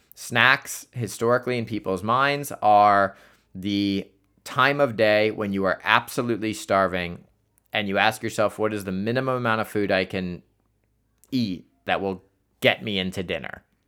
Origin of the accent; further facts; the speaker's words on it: Columbus, Ohio, United States; Columbus, Ohio, because that is my hometown.